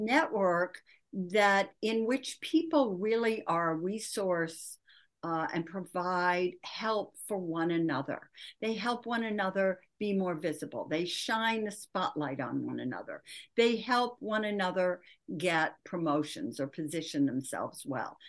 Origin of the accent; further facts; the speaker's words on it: Michigan, United States; I grew up in Michigan